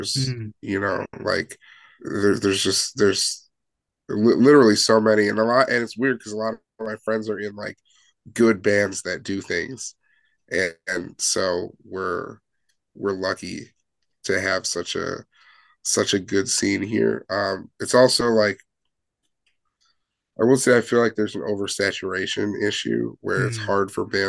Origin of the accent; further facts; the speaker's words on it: Chicago, Illinois, United States; I mean, yeah, we're all from Chicago or the Chicagoland area.